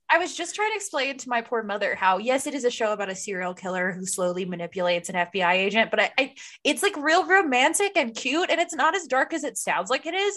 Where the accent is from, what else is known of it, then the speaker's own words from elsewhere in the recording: Maryland, United States; accent: Maryland; moved away; also born or lived in Baltimore; my Maryland accent